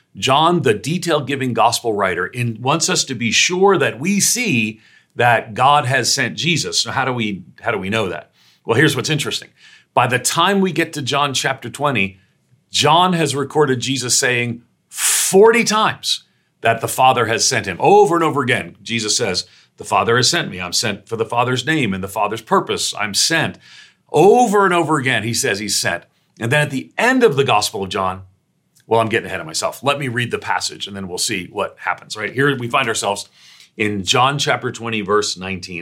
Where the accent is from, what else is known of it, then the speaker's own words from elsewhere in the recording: New York, United States; also born or lived in Northeastern United States; I'm a New Yorker